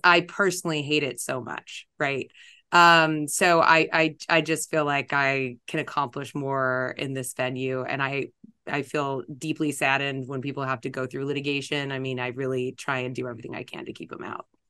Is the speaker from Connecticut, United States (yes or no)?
no; Los Angeles, California, United States; also born or lived in East Coast / Italy; now in Orange County, United States; born and raised in L